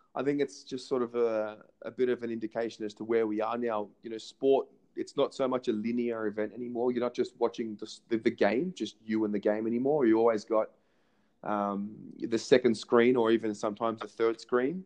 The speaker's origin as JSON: {"language": "English", "town": "Melbourne", "region": "Victoria", "country": "Australia", "tie": "born or raised there", "moved": "as an adult", "lives_now": "Israel", "said": "I'm 27 born in Melbourne, Australia, um, and uh, obviously been been living in Israel for just over a year now"}